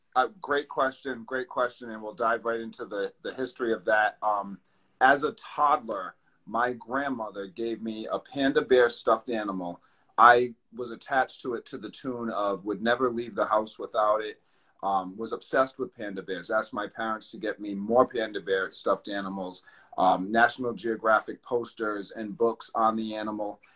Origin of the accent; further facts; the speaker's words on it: East Providence, Rhode Island, United States; Providence, Rhode Island, East Providence, Rhode Island, born and raised.